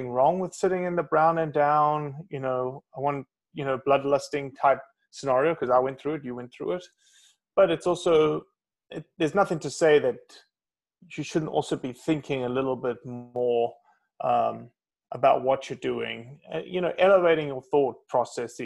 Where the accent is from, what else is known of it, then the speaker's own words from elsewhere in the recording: South Africa; moved away as an adult; now in United States; From a country where I came from, from South Africa, it's very strict gun controls, hardly any public land, lived in a city of 8.5 million people